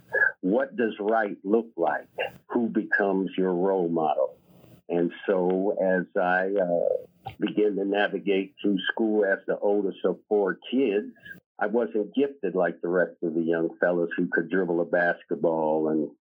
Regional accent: Des Moines, Iowa, United States; I was born in Des Moines, Iowa in 1955.

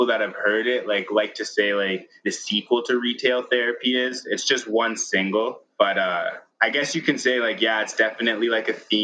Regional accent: Regina, Saskatchewan, Canada; now in Calgary, Canada; Regina, Saskatchewan, my hometown

